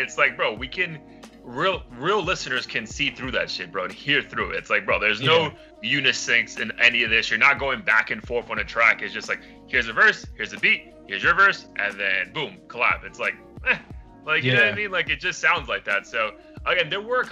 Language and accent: English; the South, Florida, United States; I'm from the South, technically in Florida